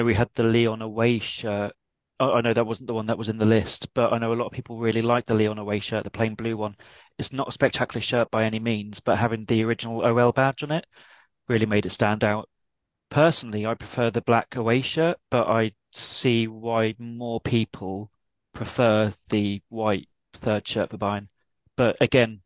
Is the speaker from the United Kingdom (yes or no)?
yes; England, United Kingdom; as an Englishman